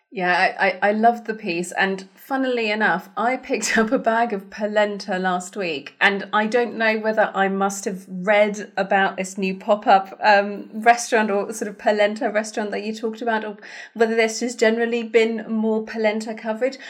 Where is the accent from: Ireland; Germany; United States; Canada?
Germany; moved away; I grew up in Germany